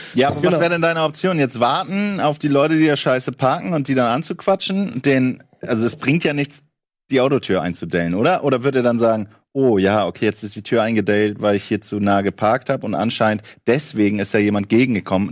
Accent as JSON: {"language": "German", "region": "Hamburg", "country": "Germany", "said": "bei uns in Hamburg"}